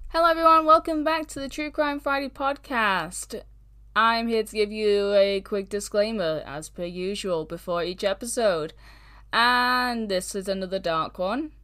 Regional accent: United Kingdom; I'm British

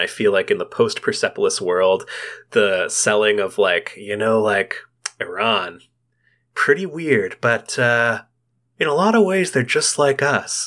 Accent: Canada; as Canadians

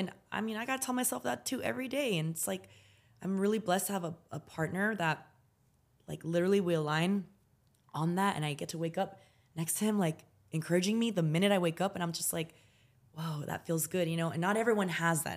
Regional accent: United States; also born or lived in San Francisco, California; I grew up in the United States of America, in a city, and that was really wealthy in the town we lived

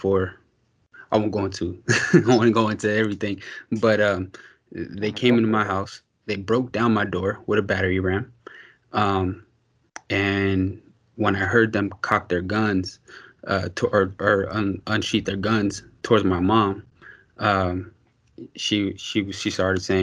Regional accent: Pittsburgh, Pennsylvania, United States; I'm from Pittsburgh

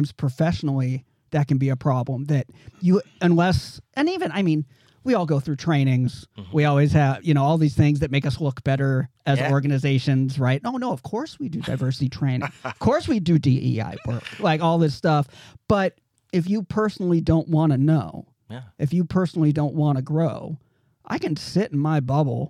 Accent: Olalla, Washington, United States; I grew up in Olalla, Port Orchard area in Kitsap County, right?

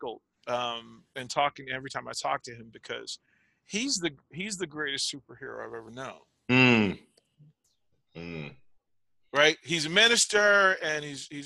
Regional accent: Arlington, Virginia, United States; I'm from Arlington, Virginia, a place called Green Valley, just outside of DC

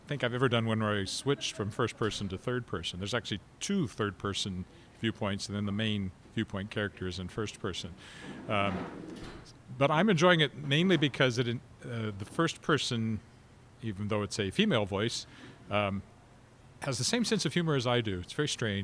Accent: Weyburn, Saskatchewan, Canada; now in Regina, Canada; I never had something like that growing up in Weyburn

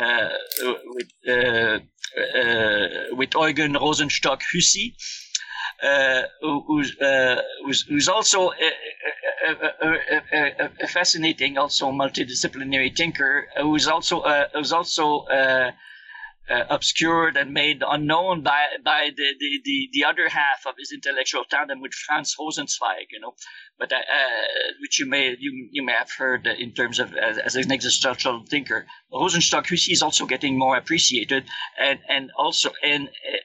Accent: Canada; also born or lived in Montreal, Quebec; I'm Canadian. I did my PhD at McGill University in Montreal, and I'm still based in Montreal.

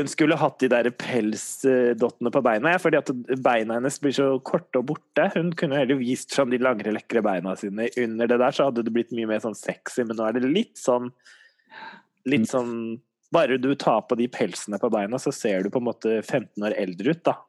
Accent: Norway; vi er nordmenn

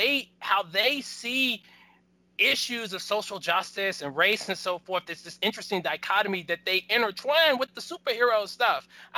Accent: Charlottesville, Virginia, United States; because I'm from Charlottesville

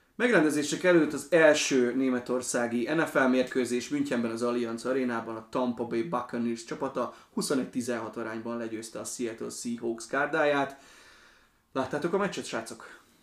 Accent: Slovakia; moved away; én Szlovákiában nőttem föl

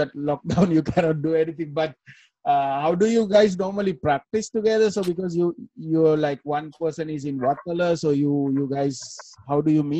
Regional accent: Negombo, Western Province, Sri Lanka; moved away; I'm actually from Nigambo. I'm from that place where the church bomb actually happened. That's my town. That's my village actually.

